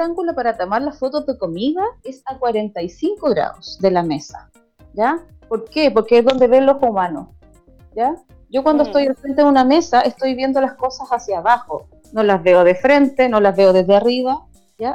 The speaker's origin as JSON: {"language": "Spanish", "town": "Viña del Mar", "region": "Valparaíso", "country": "Chile", "said": "soy de Viña del Mar"}